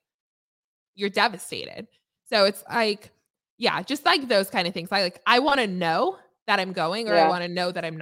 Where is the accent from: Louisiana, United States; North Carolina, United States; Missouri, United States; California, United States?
California, United States; Los Angeles; Los Angeles, which is my hometown